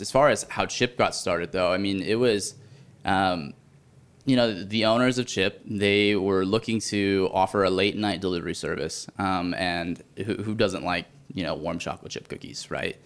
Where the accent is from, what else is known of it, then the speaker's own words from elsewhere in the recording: California, United States; I'm from California